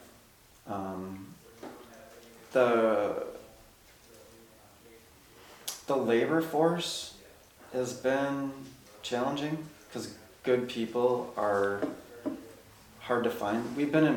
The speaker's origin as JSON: {"language": "English", "town": "Champlin", "region": "Minnesota", "country": "United States", "tie": "born or raised there", "said": "growing up, I grew up in Champlin"}